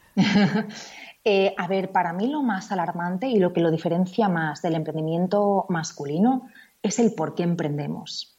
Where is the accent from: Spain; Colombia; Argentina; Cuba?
Spain; En Estados Unidos tú eres una Spaniard